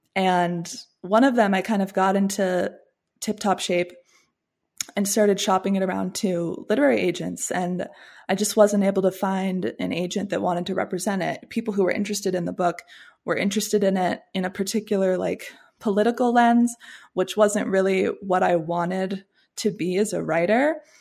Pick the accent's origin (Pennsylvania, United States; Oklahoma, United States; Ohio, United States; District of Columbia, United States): District of Columbia, United States; Washington; also born or lived in Williamsburg, Virginia / St Andrews, Scotland; I'm from the Washington, D C area